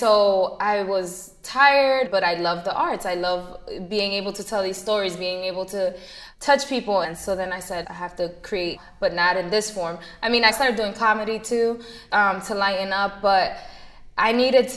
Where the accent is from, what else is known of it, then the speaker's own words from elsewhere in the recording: Jersey City, New Jersey, United States; also born or lived in Madison, New Jersey; Born and raised in Jersey City